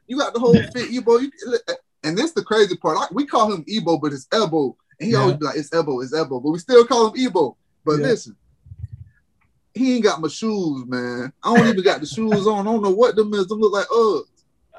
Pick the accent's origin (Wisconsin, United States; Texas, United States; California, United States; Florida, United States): Florida, United States; Bartow; I'm coming from Bartow. So when stuff like that go down, it's like, dang, man, I hope this game don't get ugly. We came back, but I'm used to Bartow.